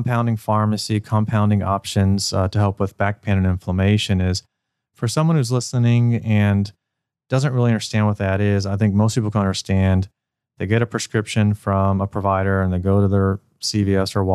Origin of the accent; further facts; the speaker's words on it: Cincinnati, Ohio, United States; I'm from Cincinnati